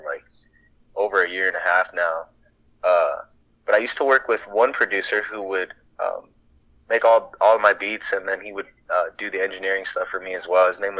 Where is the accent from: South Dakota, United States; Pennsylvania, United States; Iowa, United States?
Iowa, United States; growing up in Iowa